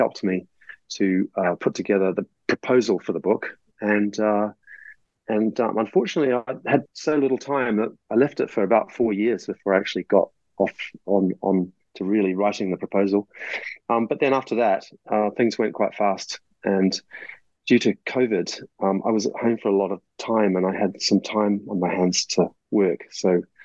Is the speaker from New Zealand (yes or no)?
yes; New Zealand; moved away; my home country of New Zealand